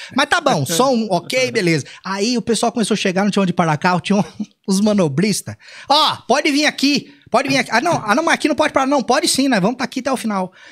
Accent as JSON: {"language": "Portuguese", "town": "Cambuí", "region": "Minas Gerais", "country": "Brazil", "tie": "born or raised there", "also_born_or_lived": "Pouso Alegre", "moved": "as an adult", "said": "Eu nasci em Pouso Alegre, mas eu vivi a vida toda em Cambuí."}